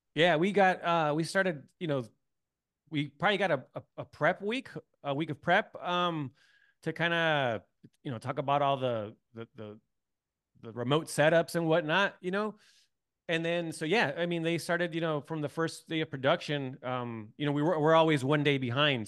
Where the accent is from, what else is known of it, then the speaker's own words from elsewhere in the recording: San Diego, California, United States; moved away as an adult; also born or lived in Tijuana; I grew up in San Diego